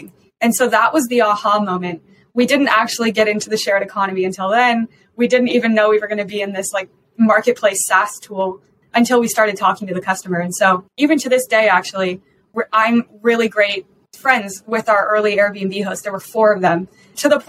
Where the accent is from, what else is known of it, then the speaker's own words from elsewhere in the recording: Colorado, United States; I'm also from Colorado, a local female founder